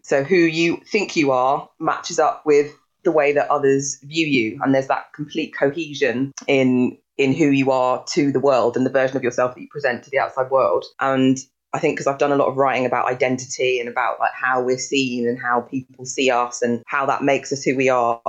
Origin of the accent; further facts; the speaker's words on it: Sutton, London, United Kingdom; I've been isolating in my house where I grew up in Sutton.